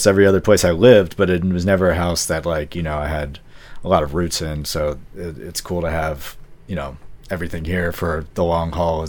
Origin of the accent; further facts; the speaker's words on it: Hyattsville, Maryland, United States; I grew up here in Hyattsville.